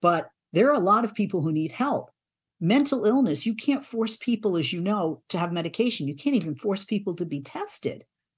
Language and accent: English; East Coast, United States; I'm from the East Coast, so I hadn't seen a lot of California.